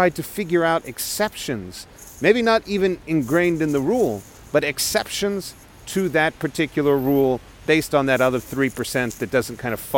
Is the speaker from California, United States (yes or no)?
no; Texas, United States; moved away; I'm a Texan abroad